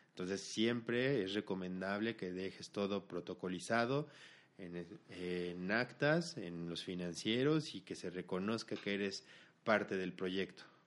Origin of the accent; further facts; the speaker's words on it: Mexico; los socios somos mexicanos